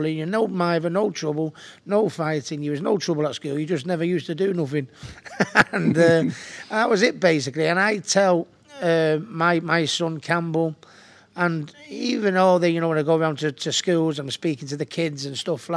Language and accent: English; Hattersley, North West England, United Kingdom; also born or lived in Stockport / Hayfield; I was born in Stockport, stepping in hospital. We lived in Hayfield, but my mum and dad were from Hattersley. And pretty much, I consider myself a Hattersley lad